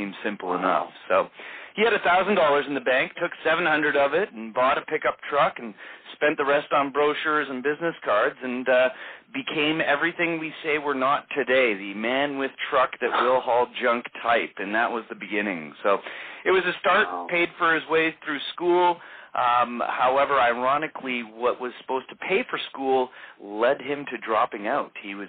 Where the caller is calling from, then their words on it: Vancouver, British Columbia, Canada; I am calling in from beautiful Vancouver, British Columbia on the west coast of Canada.